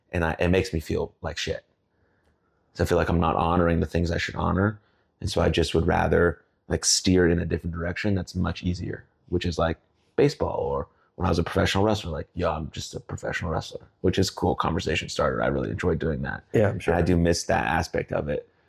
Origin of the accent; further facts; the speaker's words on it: Plano, Texas, United States; also born or lived in California; But I could say I'm from Plano, and I grew up with my mom and dad and my sister, and we moved here. Um, went from California because we wanted to be around more Jewish people